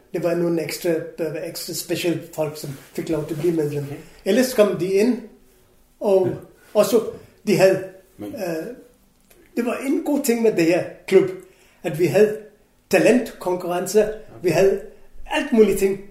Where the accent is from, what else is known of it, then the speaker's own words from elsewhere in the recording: Kolkata, West Bengal, India; Danish is a second language; moved away as an adult; also born or lived in Goa, India / England; now in Denmark; jeg kommer fra Calcutta